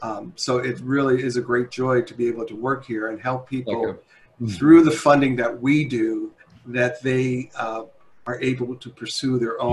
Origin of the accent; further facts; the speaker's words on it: Bridgeport, Connecticut, United States; I grew up in Bridgeport, Connecticut, which then was a factory town, up train line out of New York City.